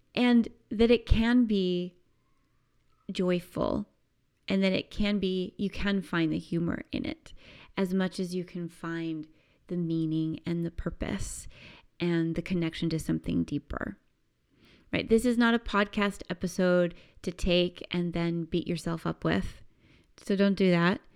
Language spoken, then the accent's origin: English; United States; growing up in the United States